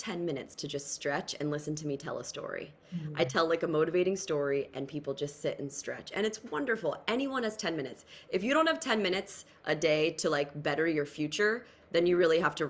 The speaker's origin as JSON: {"language": "English", "region": "New Jersey", "country": "United States", "said": "I'm from Jersey"}